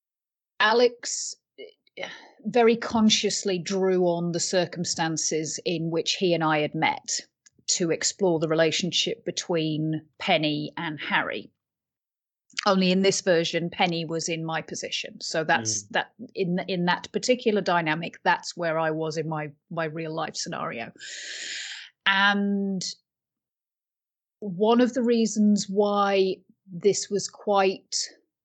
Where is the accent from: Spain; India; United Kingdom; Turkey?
United Kingdom; I'm British